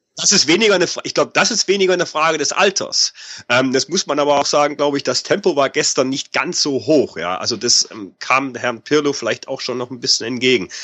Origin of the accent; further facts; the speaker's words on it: Germany; als Deutscher